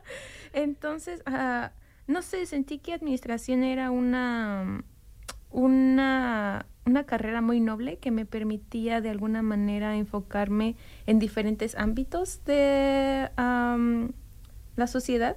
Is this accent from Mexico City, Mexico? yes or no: yes; Mexico City, Mexico; moved away as an adult; now in Bloomington, United States; soy ah, mexicana de ah, la Ciudad de México. Mm, nací ahí y crecí ahí